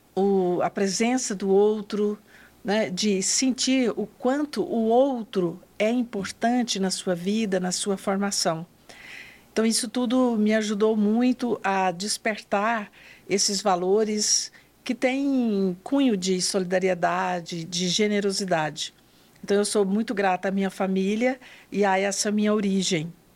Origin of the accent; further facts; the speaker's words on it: northern Goiás, Brazil; também sou do interior, sou do norte do estado de Goiás. Nasci em uma família muito simples da zona rural